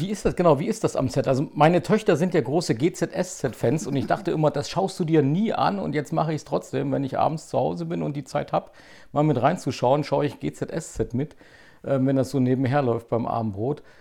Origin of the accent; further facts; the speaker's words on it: Zeitz, Saxony-Anhalt, Germany; moved away as an adult; now in Leipzig, Germany; wir sind ja beide in Zeitz aufgewachsen